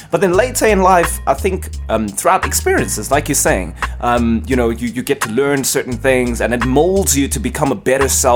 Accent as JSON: {"language": "English", "town": "Cape Town", "region": "Western Cape", "country": "South Africa", "tie": "born or raised there", "moved": "yes", "lives_now": "Johannesburg, South Africa", "said": "I was born in Cape Town"}